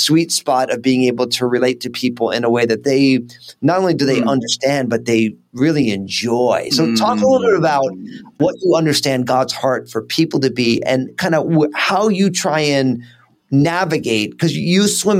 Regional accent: New Jersey, United States; if I'm all Italian from New Jersey

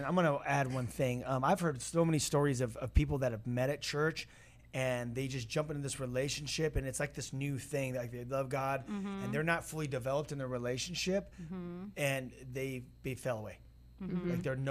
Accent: United States; born there; I'm a Christian because I was born in America.

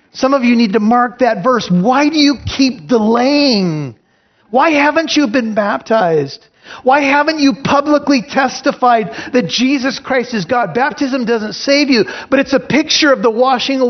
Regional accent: United States; I'm American

